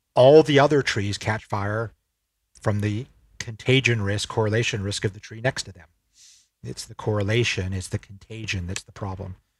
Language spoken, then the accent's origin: English; Salt Lake City, Utah, United States; moved away as an adult; also born or lived in Berkeley, California / San Francisco; now in Singapore; I grew up in Salt Lake City, Utah, and consider myself a Utah boy through and through